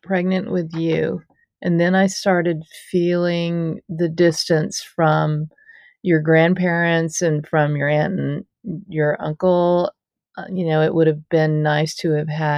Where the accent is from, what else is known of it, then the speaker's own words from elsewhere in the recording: Tallahassee, Florida, United States; also born or lived in Jacksonville, Florida; I was born in the Panhandle, Florida town of Tallahassee, and we lived there until I was in elementary school, and then we moved to Jacksonville, Florida for about 4 years, and then we moved back to Tallahassee where I finished growing up and then went to college